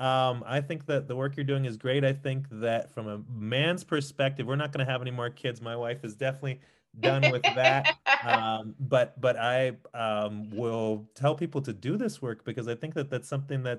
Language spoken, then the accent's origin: English; San Diego, California, United States; now in Denver, United States; I was born in Denver, but I grew up in San Diego.